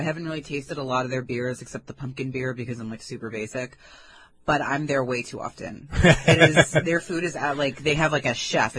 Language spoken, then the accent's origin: English; Merrick, New York, United States; I'm from Merrick